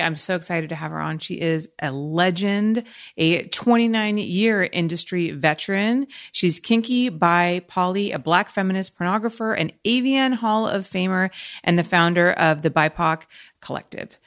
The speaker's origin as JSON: {"language": "English", "region": "California", "country": "United States", "tie": "born or raised there", "said": "having been born in California, I don't think I'll probably ever leave here"}